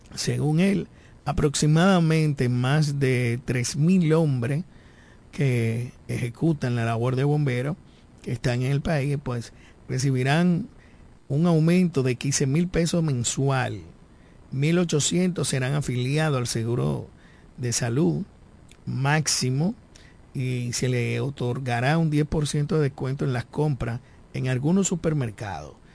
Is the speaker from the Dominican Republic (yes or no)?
yes; Dominican Republic; todos nosotros, como dominicanos y dominicanas